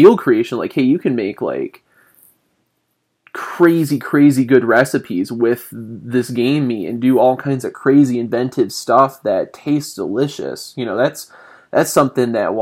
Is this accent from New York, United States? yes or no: no; Southern Michigan, United States; moved away; I grew up in Southern Michigan